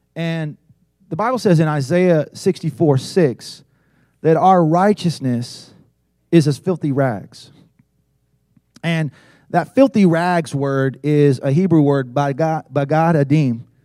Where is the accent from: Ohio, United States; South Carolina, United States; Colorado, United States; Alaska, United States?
South Carolina, United States; I was from South Carolina